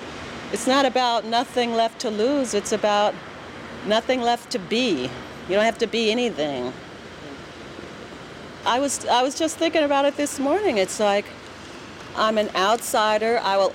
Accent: New York City, New York, United States; accent: American; moved away as an adult; now in Paris, France; I never had a country. I had, like, a hood. I had Brooklyn, but I never felt like I had a country.

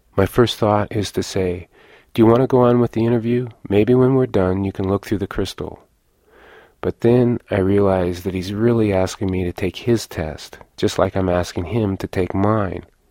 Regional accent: Lawrence, Kansas, United States; moved away; I was born here in Lawrence, but that I don't live here anymore

